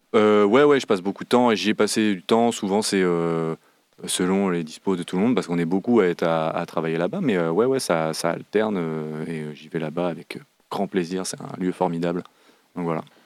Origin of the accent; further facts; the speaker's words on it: Saint-Nazaire, Pays de la Loire, France; also born or lived in Nantes; à Saint-Nazaire, de là d'où je viens